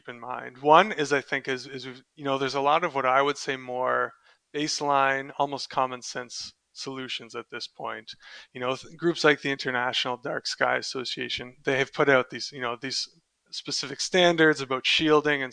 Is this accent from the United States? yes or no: no; Canada; moved away as an adult; also born or lived in Delft, Netherlands; I'm also Canadian